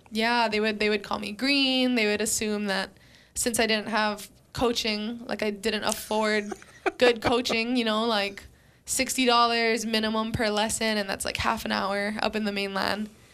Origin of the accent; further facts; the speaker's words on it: Waianae, Hawaii, United States; moved away as an adult; also born or lived in Fresno, California; I'm from Waianae